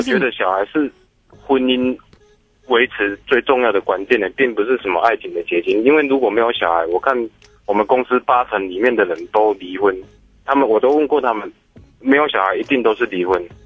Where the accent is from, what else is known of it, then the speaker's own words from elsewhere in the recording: Taiwan; 而我们台湾人就不一样啊